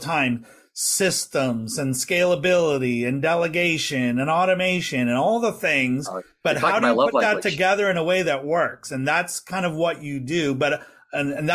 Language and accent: English; West Coast of Canada, Canada; being a West Coaster, I don't have quite the same pronunciation as maybe people from Ontario or Quebec have